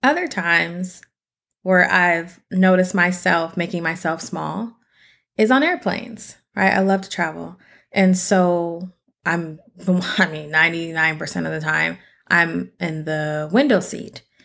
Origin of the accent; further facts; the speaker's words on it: Seattle, Washington, United States; I'm from Seattle.